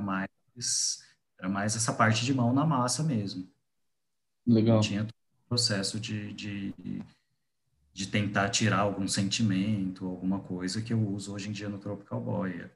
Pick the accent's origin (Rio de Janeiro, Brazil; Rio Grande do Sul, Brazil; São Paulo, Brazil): São Paulo, Brazil; Guaraçaí; moved away as an adult; also born or lived in Paraná; now in São Paulo, Brazil; Eu saí de Guaraçaí com 19 anos e fui morar no Paraná para fazer faculdade de design.